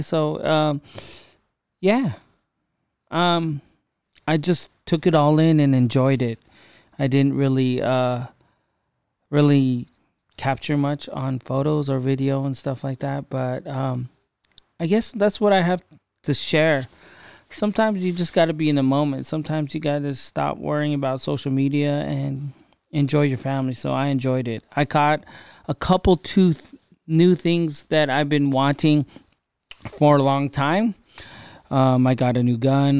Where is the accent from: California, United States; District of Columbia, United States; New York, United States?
California, United States; I'm from California